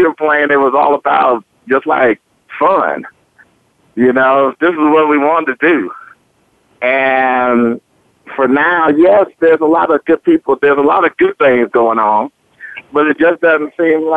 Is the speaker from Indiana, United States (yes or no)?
no; Oakland, California, United States; moved away as an adult; also born or lived in Laramie, Wyoming; I was born and raised in Oakland, California